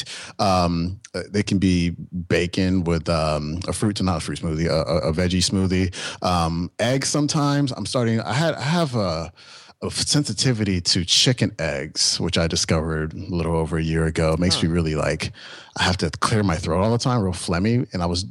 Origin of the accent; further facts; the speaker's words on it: Bay Area, California, United States; now in San Diego, United States; I'm from the Bay Area.